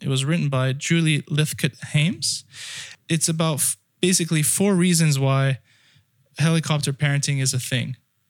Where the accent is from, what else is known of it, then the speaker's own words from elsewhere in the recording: France; moved away; also born or lived in United Kingdom / United States; Well, I grew up in France, and then I grew up in the UK, and then I went to school in the US.